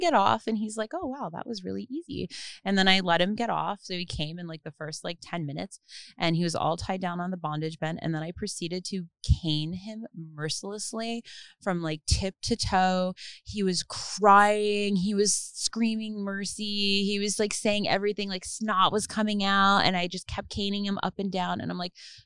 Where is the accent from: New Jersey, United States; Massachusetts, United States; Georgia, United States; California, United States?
New Jersey, United States; I'm from New Jersey